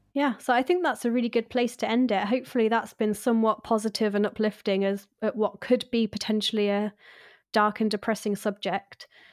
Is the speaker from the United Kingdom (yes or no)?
yes; United Kingdom; I'm too British